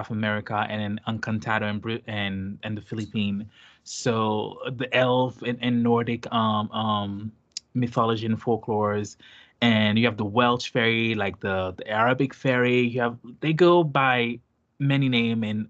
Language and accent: English; Haiti; English is a second language; now in United States; I'm from Haiti